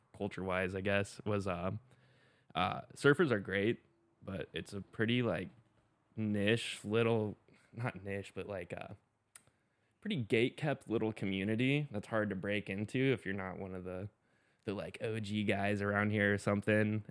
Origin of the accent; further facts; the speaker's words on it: Pensacola Beach, Florida, United States; also born or lived in Colorado; now in Jacksonville Beach, United States; grew up in Florida. Um, started surfing when I was seven, same time I started skating. Unfortunately, I grew up in Pensacola Beach